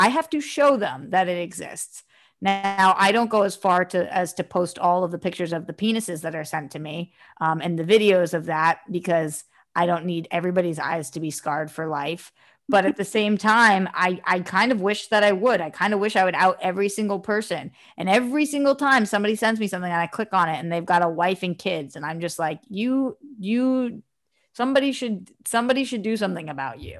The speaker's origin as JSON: {"language": "English", "region": "East Coast", "country": "United States", "said": "I'm from the East Coast."}